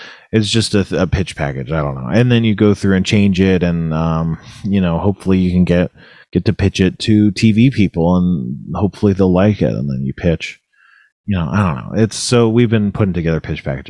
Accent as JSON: {"language": "English", "area": "Ventura County", "region": "California", "country": "United States", "tie": "born or raised there", "said": "the blizzard warning was for Ventura County, which is where I'm from. So I went like there, you know, my hometown"}